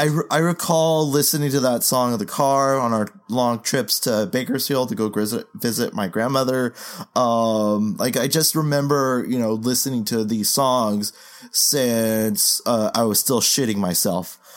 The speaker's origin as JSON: {"language": "English", "country": "Philippines", "said": "as a Filipino"}